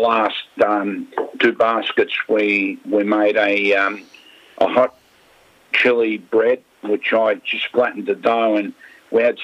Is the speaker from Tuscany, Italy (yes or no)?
no; Molise, Italy; we come from Molise